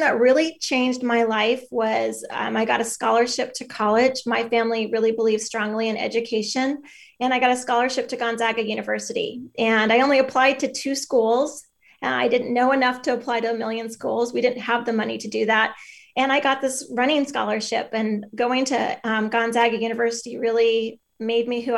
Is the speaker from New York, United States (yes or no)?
no; Bellingham, Washington, United States; now in Tacoma, United States; I grew up in Bellingham